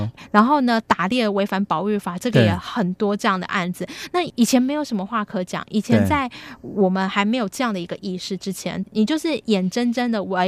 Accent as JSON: {"language": "Chinese", "country": "Taiwan", "said": "我们台湾人"}